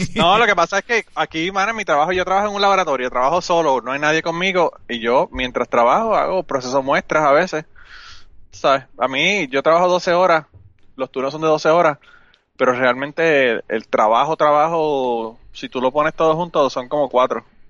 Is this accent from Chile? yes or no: no; Puerto Rico; moved away as an adult; now in United States; yo soy de Puerto Rico y, es verdad, yo soy de Puerto Rico.